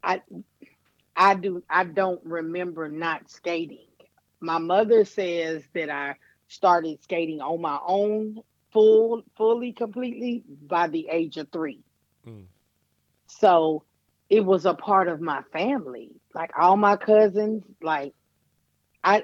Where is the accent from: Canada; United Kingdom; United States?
United States; Dickson County, Tennessee; I was born and raised in Dixon County in Tennessee